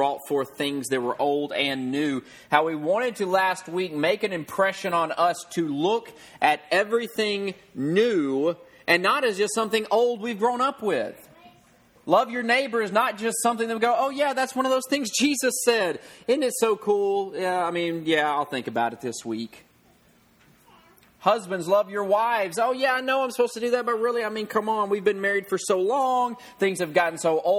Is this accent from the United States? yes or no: yes; the South, United States; I grew up in the South.